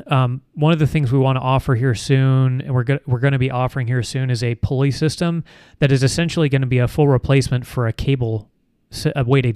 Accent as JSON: {"language": "English", "country": "Canada", "said": "Me personally, I'm actually from Canada."}